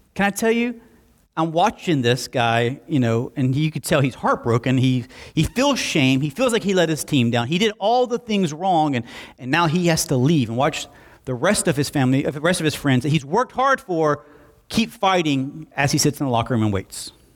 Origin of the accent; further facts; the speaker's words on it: Alabama, United States; moved away as an adult; also born or lived in Southwest Florida; I was from Alabama